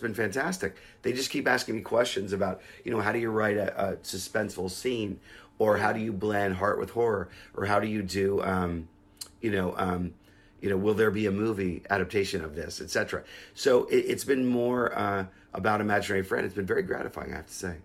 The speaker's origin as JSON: {"language": "English", "town": "Pittsburgh", "region": "Pennsylvania", "country": "United States", "tie": "born or raised there", "said": "I grew up in Pittsburgh"}